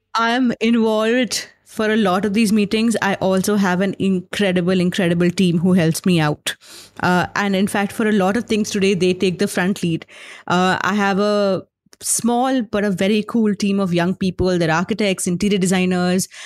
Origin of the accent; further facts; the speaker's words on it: Lucknow, Uttar Pradesh, India; I grew up in Lucknow